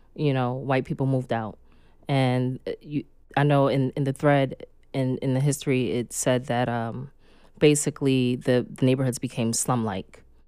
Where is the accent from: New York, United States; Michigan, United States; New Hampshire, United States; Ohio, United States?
New York, United States; New York City; also born or lived in Los Angeles / Oakland; when I grew up in Red Hook projects